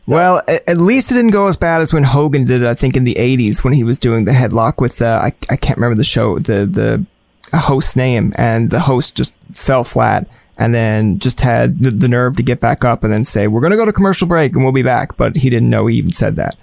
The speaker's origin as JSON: {"language": "English", "region": "Newfoundland and Labrador", "country": "Canada", "tie": "born or raised there", "also_born_or_lived": "Ottawa", "accent": "Newfoundland", "moved": "as an adult", "said": "growing up in Newfoundland and watching TSN in the morning"}